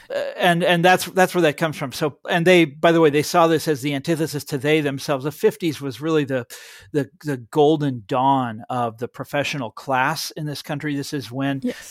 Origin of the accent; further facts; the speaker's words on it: Kansas, United States; my home state of Kansas